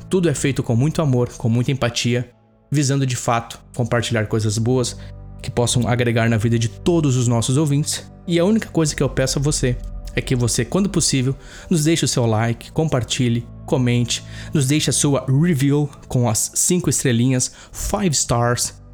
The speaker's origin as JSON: {"language": "Portuguese", "town": "Campo Bom", "region": "Rio Grande do Sul", "country": "Brazil", "tie": "born or raised there", "said": "… na minha cidade natal de Campo Bom, no Vale dos Sinos."}